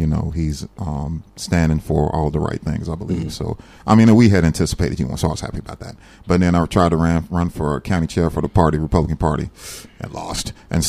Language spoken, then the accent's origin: English; Saluda, South Carolina, United States; moved away as an adult; also born or lived in Fayetteville, North Carolina; now in North Carolina, United States; I grew up in South Carolina in a little town called Saluda a long time ago.